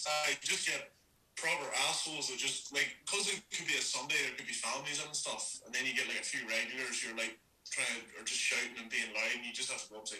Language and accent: English; Antrim, Northern Ireland, United Kingdom; I'm from Antrim.